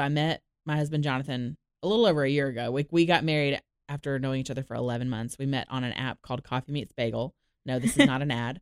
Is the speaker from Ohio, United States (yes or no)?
no; Orlando, Florida, United States; moved away as an adult; also born or lived in Dallas, Texas; now in Nashville, United States; I grew up in Orlando.